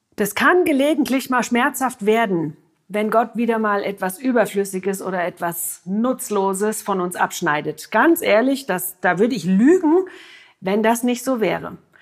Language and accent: German; Germany; bei uns in Deutschland